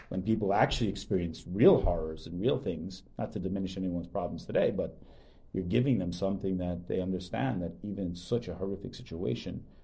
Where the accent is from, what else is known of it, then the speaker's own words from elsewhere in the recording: Long Island, New York, United States; Like I grew up in Long Island, didn't know there was anything like this really on Long